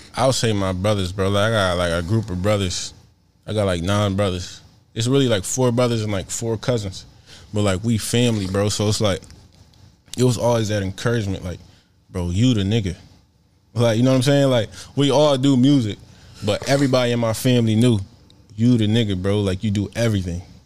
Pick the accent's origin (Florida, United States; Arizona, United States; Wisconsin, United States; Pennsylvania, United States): Pennsylvania, United States; Philadelphia; I'm from Philly